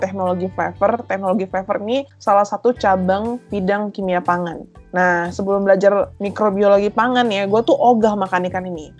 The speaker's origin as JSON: {"language": "Indonesian", "region": "North Sumatra", "country": "Indonesia", "said": "Gua kan dari Sumatera Utara"}